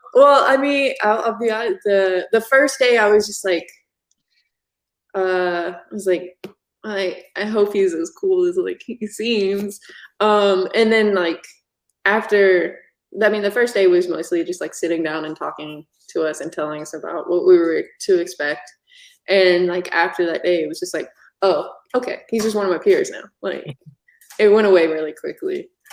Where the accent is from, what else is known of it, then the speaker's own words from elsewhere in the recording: Virginia, United States; I grew up in Virginia